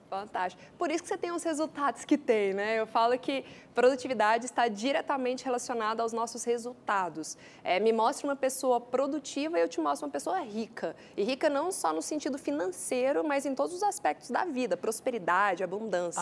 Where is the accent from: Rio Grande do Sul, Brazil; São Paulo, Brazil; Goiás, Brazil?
Goiás, Brazil; Goiânia; accent: Goiânia; que a minha terra é Goiânia